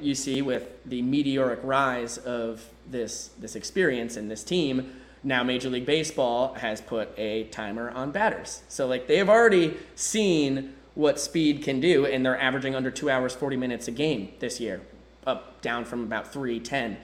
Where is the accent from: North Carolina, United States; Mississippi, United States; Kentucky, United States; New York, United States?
New York, United States; now in Savannah, United States; I'm a New Yorker